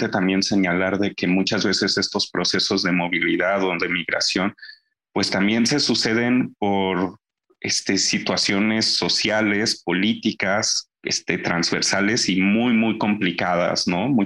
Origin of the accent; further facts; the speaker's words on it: Mexico City, Mexico; born there; Yo no soy un migrante, yo nací aquí en la Ciudad de México y aquí vivo